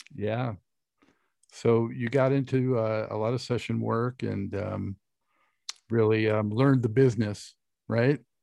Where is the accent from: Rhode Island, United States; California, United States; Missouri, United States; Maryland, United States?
California, United States; Santa Monica; moved away as an adult; also born or lived in Los Angeles, United States; now in Charlotte, United States; I grew up uh, in, mostly in Santa Monica